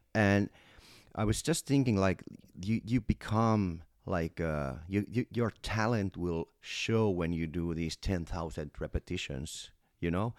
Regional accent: Finland; I'm from Finland and, uh, um, our country is very Americanized

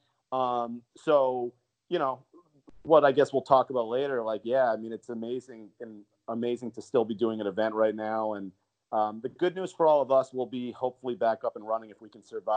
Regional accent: Providence, Rhode Island, United States; Providence, Rhode Island, my hometown

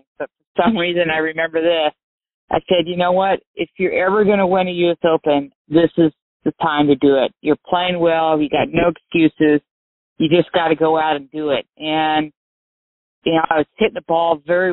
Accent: Santa Cruz, California, United States; I grew up at a golf course in Santa Cruz called Pasatiempo

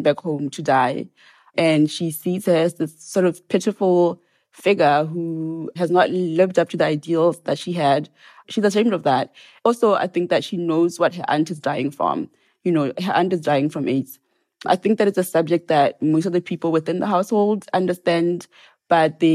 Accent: Serowe, Central District, Botswana; moved away as an adult; also born or lived in Magalamabedi, Botswana / Gaborone, Botswana / Oxford, Mississippi, United States; I was born in Soroeya, which is where my family is from. I spent a little bit of my life in a much smaller village called Magalamabedi in the northwest of Botswana. And then at 13 years old, I moved to Gaborone to go to boarding school there

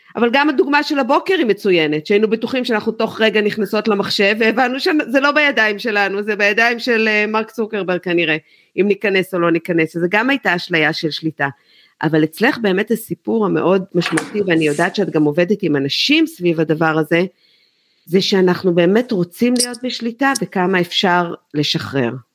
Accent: Haifa, Haifa District, Israel; גדלנו ביחד בחיפה

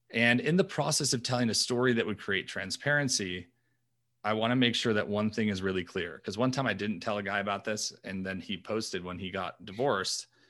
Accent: New York, United States; I grew up in New York, uh, Italian family

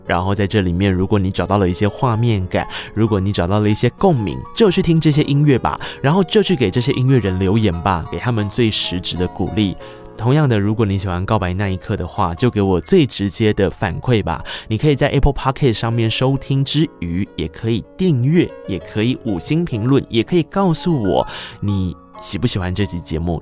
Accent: Tainan, Taiwan; 我作为一个台南人

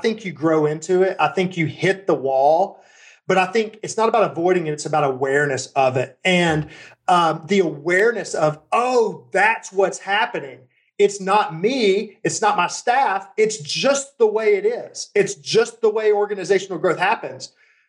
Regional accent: Birmingham, Alabama, United States; I grew up in Birmingham, Alabama. My dad's a steelworker. My mom's a substitute teacher.

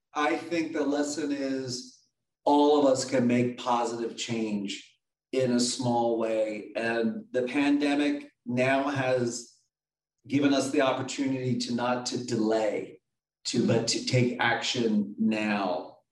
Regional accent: Philadelphia, Pennsylvania, United States; I'm from Philly. My mom was a single mom raising two

